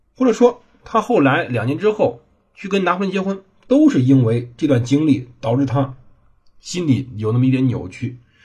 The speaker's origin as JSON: {"language": "Chinese", "country": "China", "said": "我们中国人"}